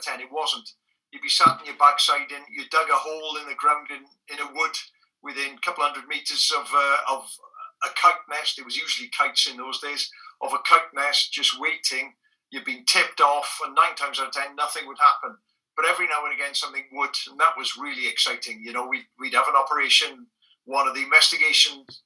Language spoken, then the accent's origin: English; Wales, United Kingdom; first language Welsh; English is a second language; my first language is Welsh